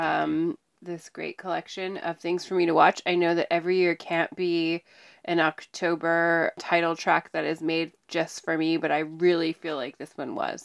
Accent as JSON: {"language": "English", "area": "Mount Hood", "region": "Oregon", "country": "United States", "tie": "born or raised there", "said": "I grew up on Mount Hood"}